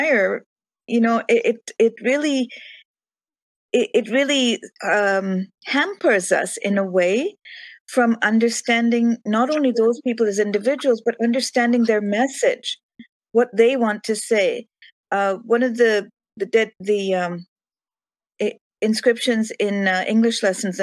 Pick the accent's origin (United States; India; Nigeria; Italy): India; moved away; growing up in India